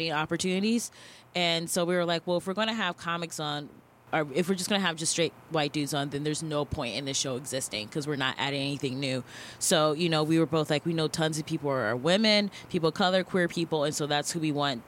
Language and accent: English; Cleveland, Ohio, United States; I'm from Cleveland